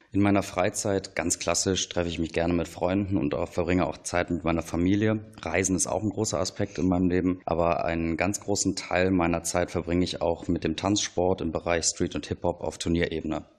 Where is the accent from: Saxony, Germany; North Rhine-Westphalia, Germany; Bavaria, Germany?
North Rhine-Westphalia, Germany; Kempen; Ich bin in Kempen am Niederrhein aufgewachsen.